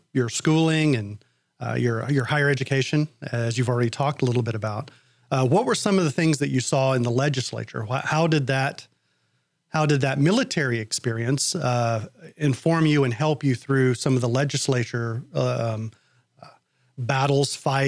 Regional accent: South Carolina, United States; moved away as an adult; now in Houston area, United States; I was from and growing up in South Carolina at the time

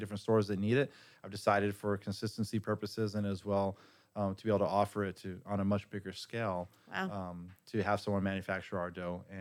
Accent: El Paso, Texas, United States; growing up in El Paso, Texas

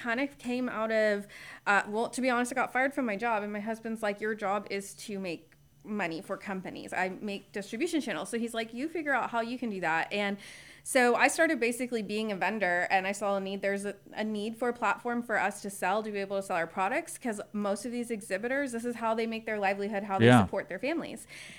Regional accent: Spring, Texas, United States; now in Conroe, United States; So I grew up in Spring when it was the sticks.

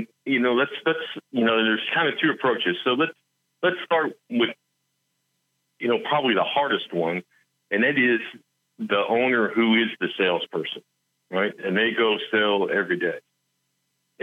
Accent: West Virginia, United States; I'm from West Virginia

